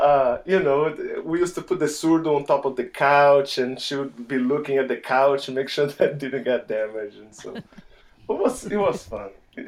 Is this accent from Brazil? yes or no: yes; Salvador, Bahia, Brazil; moved away; I'm from Salvador in the northeast of Brazil, the first capital. It's reported to be the place with the most number of African descendants outside of Africa.